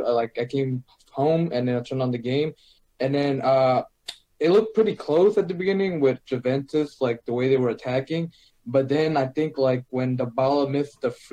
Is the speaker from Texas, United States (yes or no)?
yes; Houston, Texas, United States